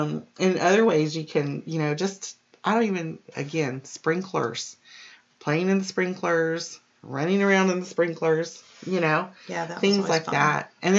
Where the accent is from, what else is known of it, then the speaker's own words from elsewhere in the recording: Key Largo, Florida, United States; because during some of my like middle elementary to middle school years, we grew up in the Keys. We were in Key Largo